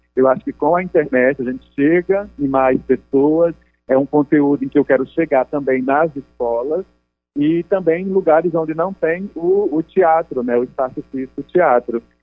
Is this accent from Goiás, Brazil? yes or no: no; Ipueira, Rio Grande do Norte, Brazil; now in Rio de Janeiro, Brazil; eu sou do Nordeste, né, do Rio Grande do Norte, na né, chamada, uma cidade chamada Ipueira. Nesse momento estou no Rio de Janeiro